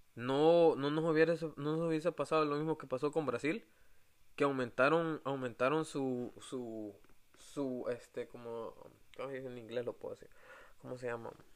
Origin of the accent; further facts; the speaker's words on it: El Salvador; moved away; nosotros como salvadoreños